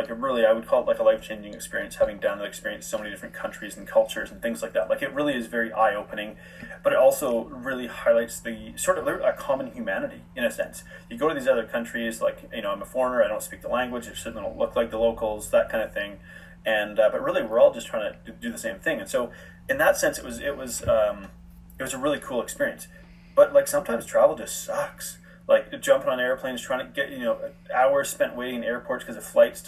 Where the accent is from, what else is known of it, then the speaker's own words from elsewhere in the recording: Canada; moved away as an adult; also born or lived in Guadalajara, Mexico / South Africa; I'm from Canada and it's part of North America.